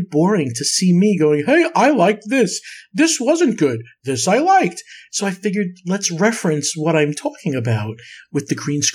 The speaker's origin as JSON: {"language": "English", "region": "New York", "country": "United States", "tie": "born or raised there", "said": "as a kid growing up in New York"}